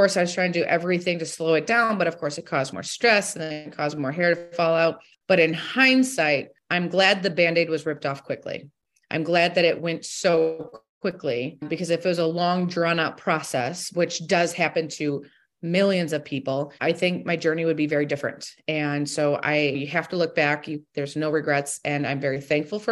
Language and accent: English; Toledo, Ohio, United States; I am from Toledo, Ohio. I was born and raised here, grew up in a very supportive household